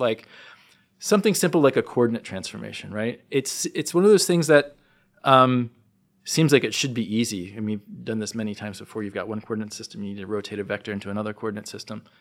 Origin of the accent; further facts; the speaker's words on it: New Jersey, United States; growing up in New Jersey